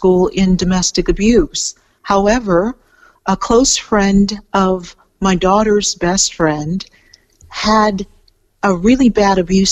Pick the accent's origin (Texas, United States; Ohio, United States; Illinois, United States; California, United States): California, United States; moved away as an adult; now in Melbourne, Australia